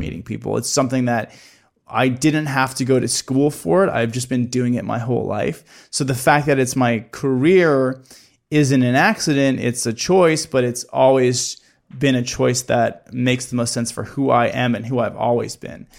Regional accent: Midwest, United States; growing up in the Midwest

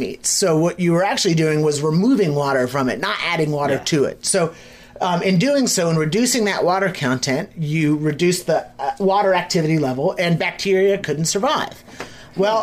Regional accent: the South, United States; being born and raised in the South

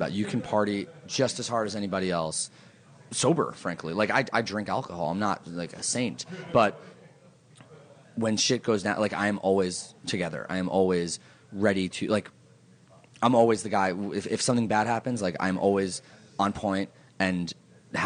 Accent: New York City, New York, United States; I'm from New York

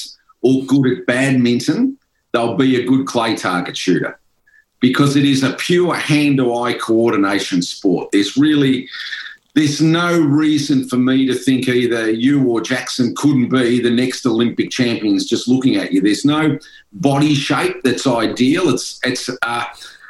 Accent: Ballarat, Victoria, Australia; I was pretty keen on football growing up in Ballarat

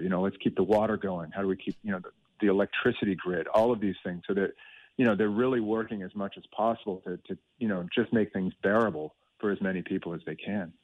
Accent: United States; now in Ireland; I'm from the states, and I've lived here for a long time

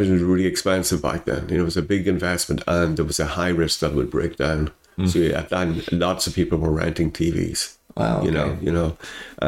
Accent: Dundalk, County Louth, Ireland; I grew up in Dundalk, which had big manufacturing

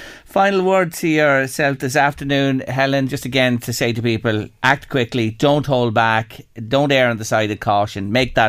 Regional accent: Ireland; as an Irish person who's lived in this country all his life

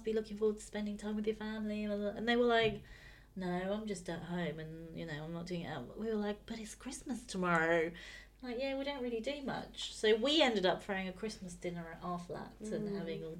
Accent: England, United Kingdom; being English

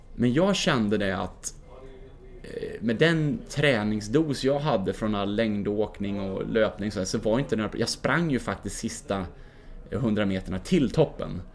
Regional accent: Mora, Dalarna County, Sweden; när jag var 17 år från Mora, där vi bodde då

